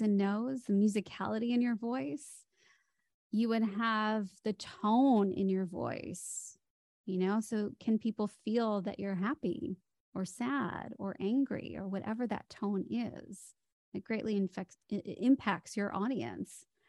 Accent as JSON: {"language": "English", "town": "Chicago", "region": "Illinois", "country": "United States", "tie": "born or raised there", "also_born_or_lived": "Hollywood", "moved": "as an adult", "lives_now": "Sydney, Australia", "said": "I grew up in Chicago, moved to Hollywood"}